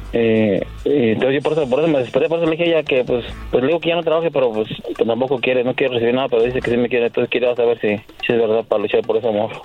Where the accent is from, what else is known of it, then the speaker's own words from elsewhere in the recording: Querétaro, Mexico; Yo soy de Querétaro.